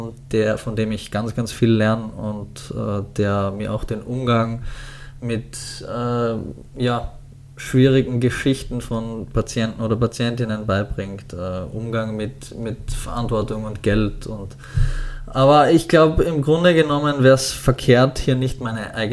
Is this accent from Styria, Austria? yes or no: yes; Styria, Austria; Als ich jung war, war so Arnold Schwarzenegger, der kommt aus meiner Heimatstadt und, ähm